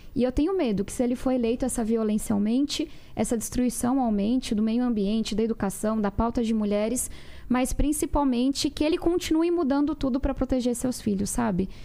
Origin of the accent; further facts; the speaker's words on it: São Paulo, Brazil; Eu venho da periferia de São Paulo. Minha família mora em uma ocupação